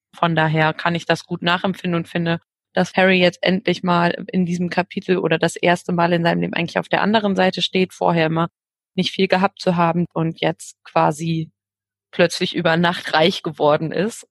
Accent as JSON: {"language": "German", "area": "Ruhr area", "region": "North Rhine-Westphalia", "country": "Germany", "said": "ich komme aus dem Ruhrgebiet"}